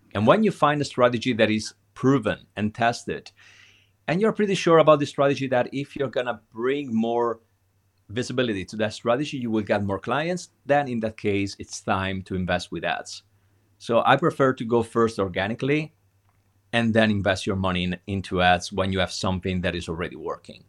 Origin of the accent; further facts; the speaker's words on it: Italy; being an Italian